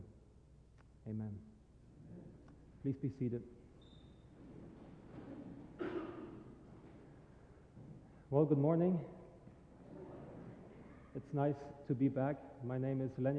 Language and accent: English; Germany; now in St. Augustine, United States; I am originally from Germany